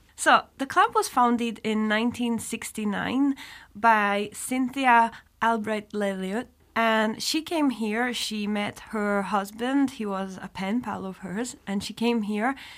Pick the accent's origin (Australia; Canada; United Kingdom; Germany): United Kingdom; Scotland; moved away as an adult; also born or lived in Edinburgh / Atlanta, United States; now in Luxembourg; I was born in Scotland